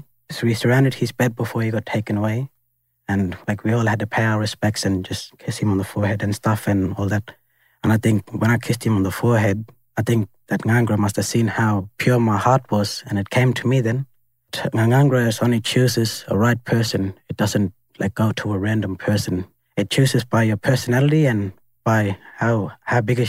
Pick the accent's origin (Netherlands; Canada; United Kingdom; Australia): Australia; Alice Springs, Northern Territory; me growing up in Alice Springs